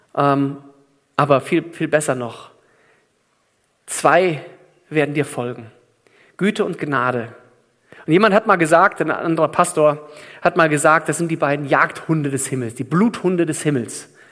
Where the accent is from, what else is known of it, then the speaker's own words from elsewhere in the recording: Germany; bei uns in Deutschland